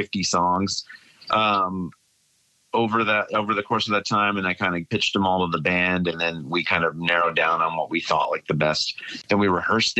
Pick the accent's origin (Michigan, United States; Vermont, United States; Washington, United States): Vermont, United States; moved away as an adult; also born or lived in Northern New York; now in San Diego, United States; I grew up in Vermont